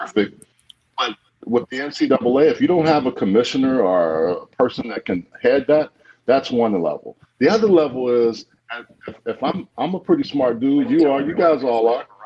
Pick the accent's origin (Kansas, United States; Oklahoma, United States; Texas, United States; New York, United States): Texas, United States; Houston; moved away as an adult; also born or lived in Beaumont, Texas / Los Angeles, California; I grew up in Beaumont. I was born in Beaumont, but I grew up in Houston